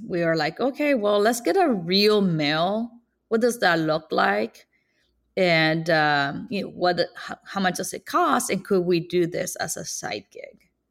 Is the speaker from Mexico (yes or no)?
yes; Ciudad Obregón, Sonora, Mexico; now in Kansas City, United States; I'm from Sonora, Mexico